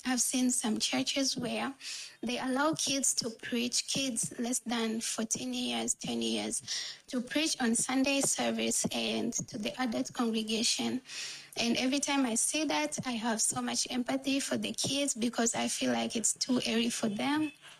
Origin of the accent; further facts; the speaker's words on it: India; I'm 19 from India.